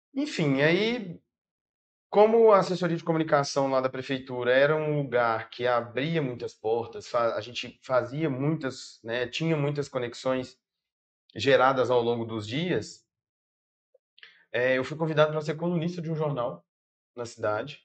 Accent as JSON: {"language": "Portuguese", "town": "Brumadinho", "region": "Minas Gerais", "country": "Brazil", "tie": "born or raised there", "moved": "as an adult", "lives_now": "Belo Horizonte, Brazil", "said": "sou natural de Brumadinho, Minas Gerais"}